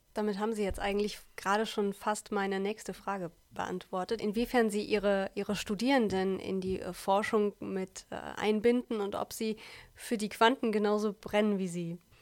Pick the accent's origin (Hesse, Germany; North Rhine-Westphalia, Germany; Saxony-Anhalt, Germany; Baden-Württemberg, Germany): North Rhine-Westphalia, Germany; Siegen-Wittgenstein and Olpe; bei uns in Siegen, Wittgenstein und Olpe